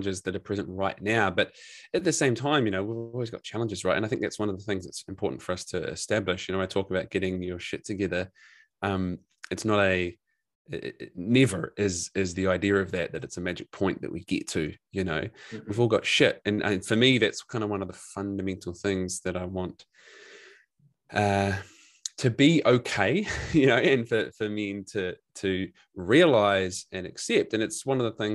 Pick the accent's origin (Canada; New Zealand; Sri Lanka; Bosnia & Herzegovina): New Zealand; now in Gold Coast, Australia; I'm a New Zealander.